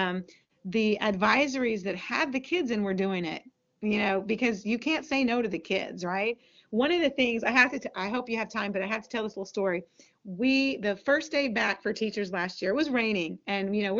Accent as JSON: {"language": "English", "region": "Texas", "country": "United States", "said": "we're from Texas"}